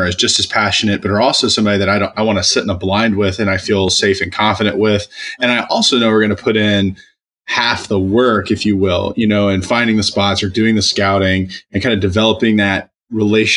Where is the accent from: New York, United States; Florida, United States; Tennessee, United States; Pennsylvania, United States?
Tennessee, United States; East; I grew up in East Tennessee